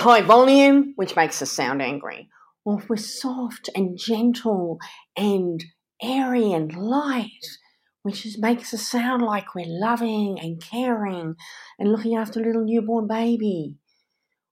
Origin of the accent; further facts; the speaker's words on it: Canada; growing up in Canada.